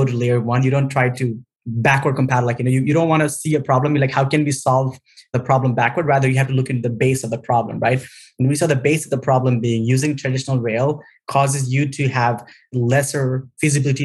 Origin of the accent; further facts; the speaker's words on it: Nepal; moved away as an adult; now in United States; born in Nepal during the second half of the Civil War.